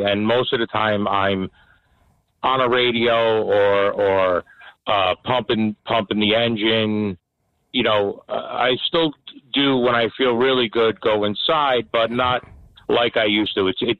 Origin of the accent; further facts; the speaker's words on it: New Jersey, United States; We're from Bergen County.